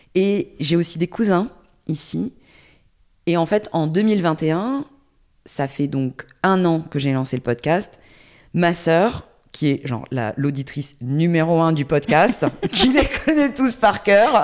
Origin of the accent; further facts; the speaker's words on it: Porto-Vecchio, Corsica, France; also born or lived in Ajaccio / Paris; now in Toulouse, France; j'ai grandi en Corse, euh, j'habitais, je suis née à Ajaccio, mais j'ai grandi à Porto Vecchio.